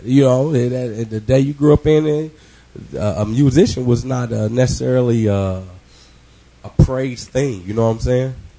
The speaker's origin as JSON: {"language": "English", "town": "Kansas City", "country": "United States", "tie": "born or raised there", "said": "I grew up on Kansas City streets"}